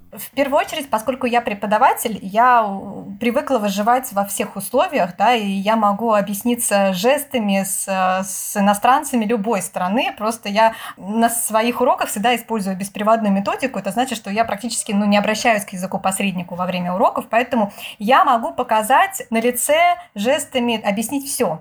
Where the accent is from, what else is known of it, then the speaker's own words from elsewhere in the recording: Moscow, Russia; moved away as an adult; now in Turkey; я из России, что я из Москвы